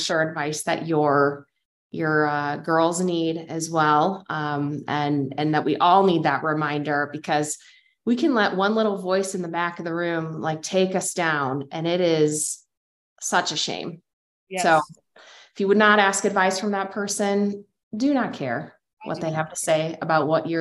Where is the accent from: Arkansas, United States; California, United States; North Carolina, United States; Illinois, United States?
Illinois, United States; Chicago; also born or lived in Houston, Texas; now in Reno, United States; living in Reno, Nevada now, being from Chicago and then having lived in Houston.